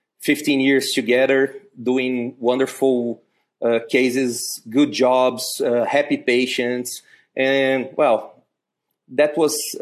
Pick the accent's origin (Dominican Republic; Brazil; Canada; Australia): Brazil; Uberlândia, Minas Gerais; also born or lived in United States; My father came to Uberlândia in 1979, in January. I was born in October.